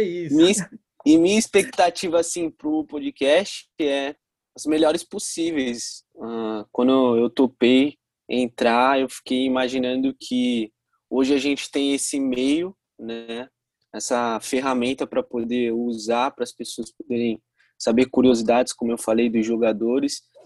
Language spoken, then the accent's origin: Portuguese; Santos, São Paulo, Brazil; eu também sou de Santos